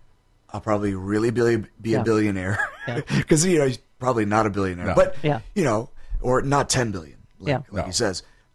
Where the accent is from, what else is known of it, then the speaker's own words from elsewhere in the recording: New York City, New York, United States; Listen, I'm from the Bronx.